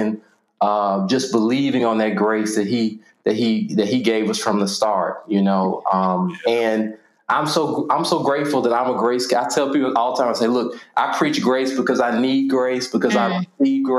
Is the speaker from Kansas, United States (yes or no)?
no; Nashville, Tennessee, United States; also born or lived in Virginia; Born and raised, I'm specifically East Nashville